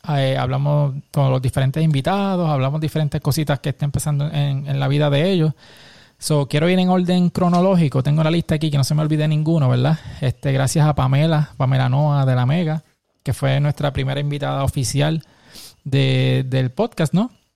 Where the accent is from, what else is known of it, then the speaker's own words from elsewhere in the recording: Puerto Rico; Como, como boricuas